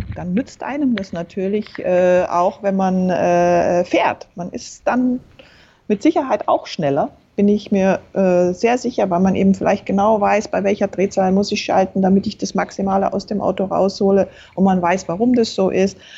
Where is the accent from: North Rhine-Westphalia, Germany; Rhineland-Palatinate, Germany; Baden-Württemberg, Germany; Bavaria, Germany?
Bavaria, Germany; Berchtesgaden; Ich bin in Berchtesgaden aufgewachsen, also im Süden